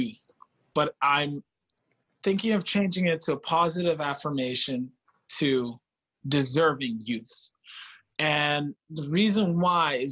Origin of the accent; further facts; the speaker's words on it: Freetown, Western Area, Sierra Leone; also born or lived in Manitoba, Canada; now in Winnipeg, Canada; Originally from Freetown, Sierra Leone. I always add that because I think it's a large part of my identity. I'm Canadian.